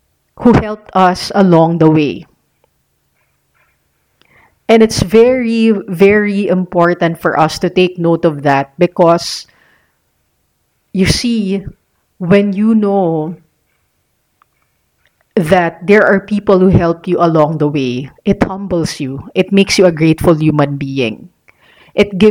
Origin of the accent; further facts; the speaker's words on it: Philippines; I was born here in the Philippines